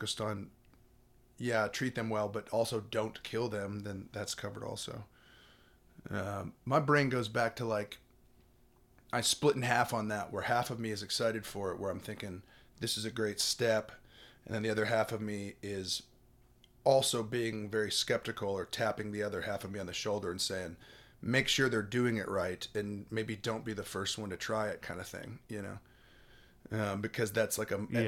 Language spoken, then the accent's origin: English; the South, United States; born or raised there